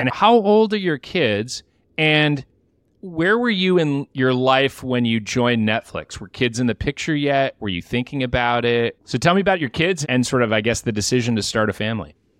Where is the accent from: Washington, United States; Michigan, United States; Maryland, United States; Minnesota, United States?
Michigan, United States; I'm from Michigan